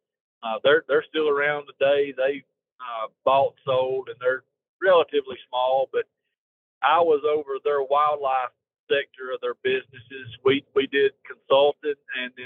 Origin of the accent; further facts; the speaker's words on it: Marshall County, Northeast Alabama, United States; I grew up in Marshall County in Northeast Alabama.